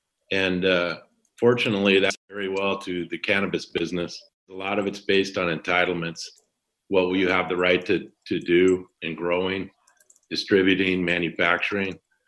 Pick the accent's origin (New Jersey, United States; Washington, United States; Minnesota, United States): Washington, United States; moved away as an adult; also born or lived in Montana / Illinois / California; now in Santa Cruz, United States; I grew up in Washington State, predominantly. Okay. I'm from Montana originally. Okay. I have four children. I kind of spread my time around. I live down in Santa Cruz most of the time. Okay. I have an house up in the East Bay, San Francisco.